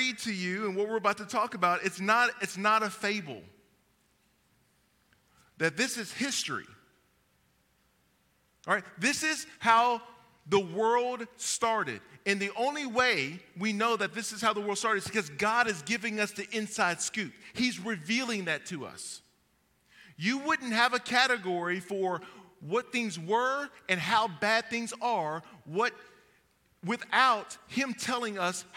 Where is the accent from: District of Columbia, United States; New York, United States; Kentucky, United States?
Kentucky, United States; I'm from Kentucky